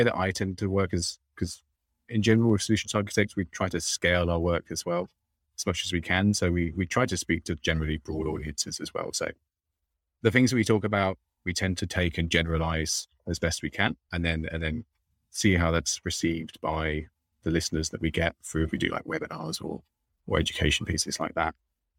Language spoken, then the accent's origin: English; London, United Kingdom; accent: London; now in Austin, United States; I've got my London accent as well. I'm from London, but I am in Austin